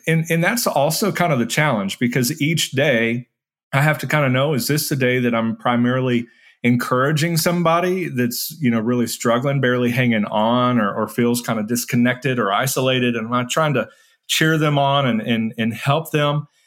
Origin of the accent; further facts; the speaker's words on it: San Bernardino, California, United States; I was born in San Bernardino, California to a teen mom